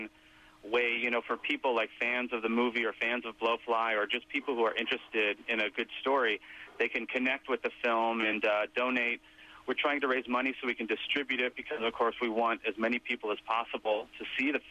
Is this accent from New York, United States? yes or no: yes; New York City, New York, United States; I'm a filmmaker from New York City